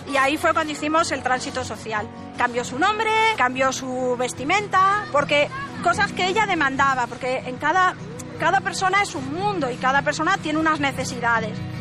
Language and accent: Spanish; Madrid, Community of Madrid, Spain; Nosotros somos una familia de Madrid